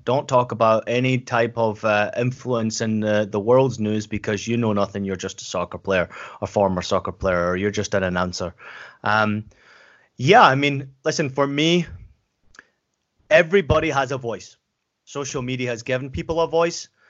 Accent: Scotland, United Kingdom; accent: Scottish; moved away; also born or lived in San Diego, United States / Germany / Portland, United States; I grew up in Scotland, as, as I've mentioned before

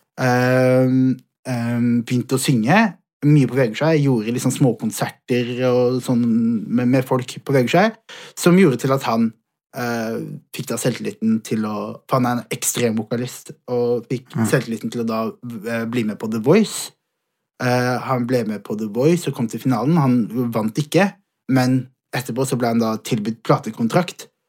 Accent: Vegårshei, Agder, Norway; jeg fikk muligheten til å, til å vokse opp på et sånt sted

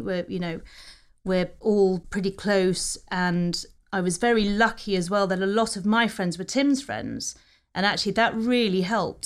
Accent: New Forest, South East England, United Kingdom; also born or lived in London; we were all brought up together in the New Forest. had a very happy childhood down there.

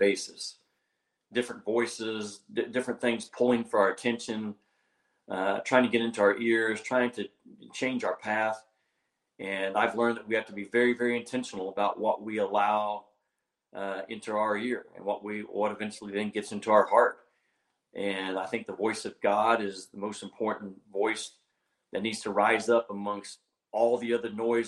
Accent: Arkansas, United States; here in my home state of Arkansas

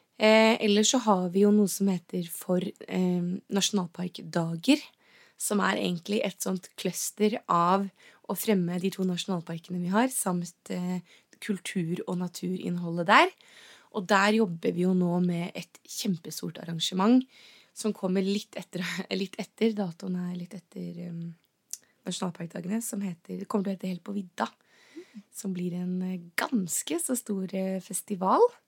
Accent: Geilo, Buskerud, Norway; also born or lived in Oslo; når man er født og oppvokst på Geilo

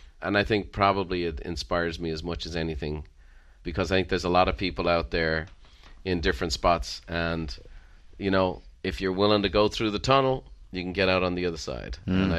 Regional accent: Ireland; I'm Irish, so I like a good death at the end.

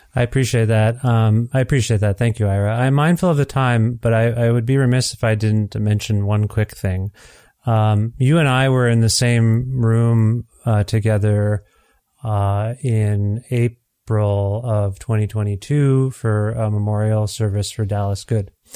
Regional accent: Canada; as a Canadian

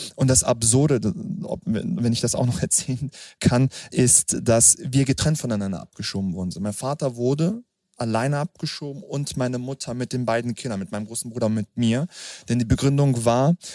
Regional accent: Hanover, Lower Saxony, Germany; dass ich dann wirklich in Frieden zur Welt kommen durfte. Das war in Hannover

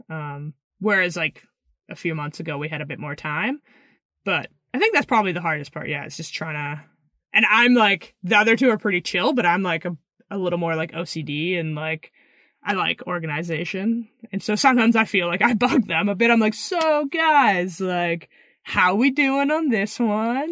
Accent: Pemberton, British Columbia, Canada; also born or lived in Squamish, British Columbia; I grew up in Pemberton, B C until I was about twelve.

